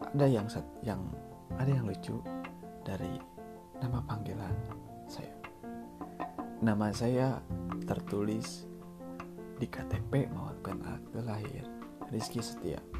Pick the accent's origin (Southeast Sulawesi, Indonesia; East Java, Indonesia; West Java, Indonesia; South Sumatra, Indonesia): West Java, Indonesia; Sunda; saya lahir dan besar di tanah Sunda